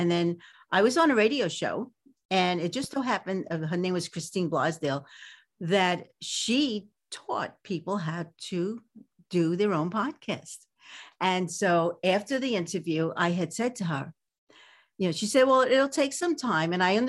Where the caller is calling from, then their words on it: California, United States; From sunny, well, today it's not so sunny, California.